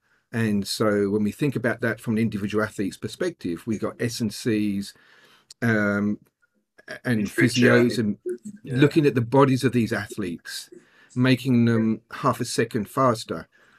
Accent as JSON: {"language": "English", "region": "England", "country": "United Kingdom", "said": "I'm very English when it comes to that."}